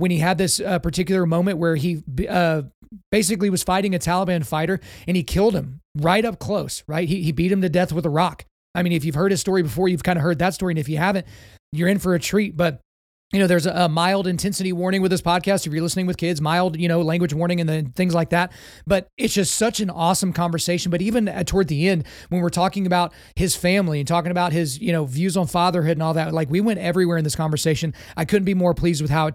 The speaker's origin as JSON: {"language": "English", "town": "Lawton", "region": "Oklahoma", "country": "United States", "tie": "born or raised there", "said": "I grew up in Lawton. So Lawton, Fort Sill, I was around the military my entire life."}